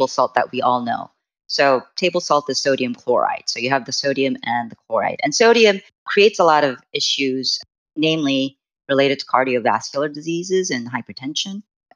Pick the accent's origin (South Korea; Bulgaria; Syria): South Korea; moved away; I am originally from Korea